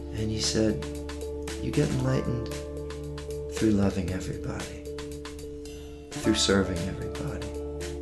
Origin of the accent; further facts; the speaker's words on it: Maryland, United States; moved away as an adult; I grew up in Maryland, outside of D.C., and I spent my first 22 years there